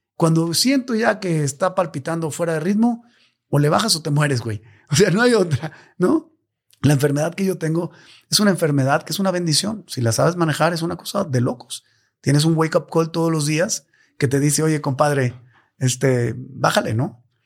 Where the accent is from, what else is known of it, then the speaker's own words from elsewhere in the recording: Mexico; como mexicano